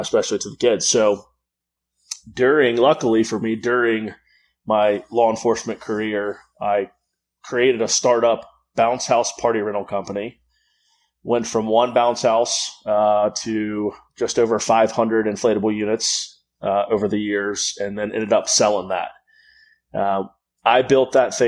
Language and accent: English; Florida, United States; also born or lived in Houston, Texas; I'm out of Jacksonville, Florida. I was born in Houston, Texas. I grew up here in Florida.